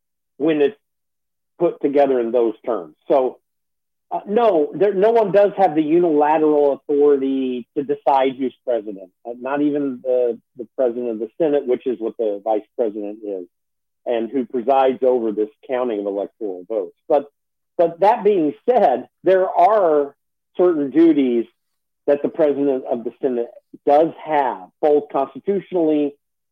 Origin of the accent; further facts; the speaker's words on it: Indiana, United States; I'm from Indiana.